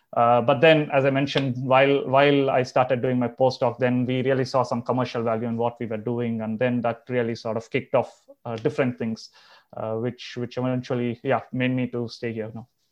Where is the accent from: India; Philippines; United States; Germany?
India; Chennai, Tamil Nadu; moved away as an adult; also born or lived in Andhra Pradesh / Europe; I'm originally from Andhra. I've, I've, you know, spent all my life in Chennai until I did my bachelor's.